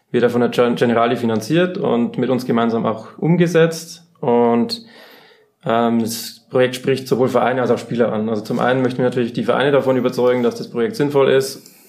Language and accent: German; Bavaria, Germany; now in Munich, Germany; Ich bin eigentlich ursprünglich aus der Oberpfalz ähm, bin jetzt seit zweieinhalb Jahren aber auch im schönen München gelandet